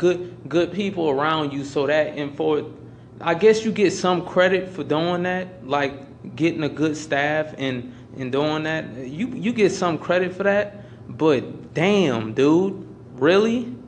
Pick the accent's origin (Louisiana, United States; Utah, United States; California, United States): Louisiana, United States; I'm from Louisiana